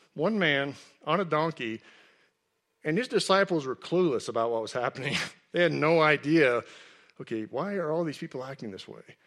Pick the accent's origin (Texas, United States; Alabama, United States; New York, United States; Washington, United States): Texas, United States; I grew up in Texas, and I played high school football